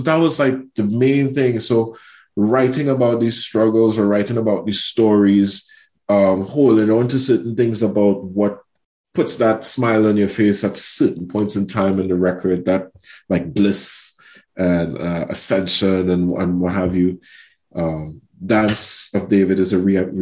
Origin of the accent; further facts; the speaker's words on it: Trinidad & Tobago; moved away as an adult; also born or lived in United States / United Kingdom; growing up in Trinidad through music and my mother's influence